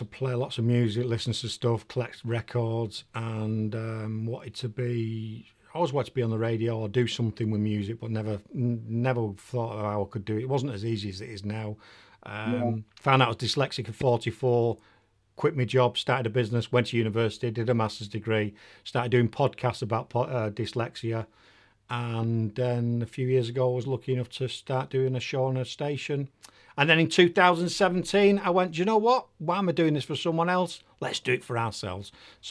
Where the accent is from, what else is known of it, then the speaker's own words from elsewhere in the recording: Manchester, North West England, United Kingdom; accent: Northern; also born or lived in Holland / Doncaster / Preston; now in Nuneaton, United Kingdom; No, I'm from Manchester originally.